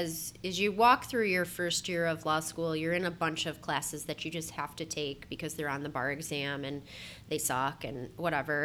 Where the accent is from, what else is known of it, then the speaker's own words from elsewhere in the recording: Buffalo, New York, United States; moved away as an adult; also born or lived in Columbus, Ohio; I am born and raised in Buffalo